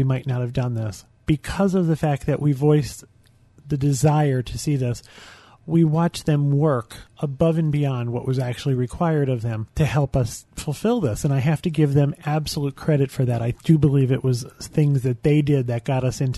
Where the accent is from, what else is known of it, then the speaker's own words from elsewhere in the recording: United States; I'm from the United States